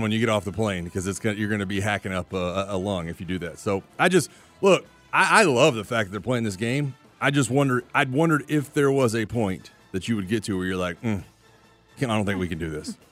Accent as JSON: {"language": "English", "region": "Florida", "country": "United States", "tie": "born or raised there", "said": "I grew up in Florida."}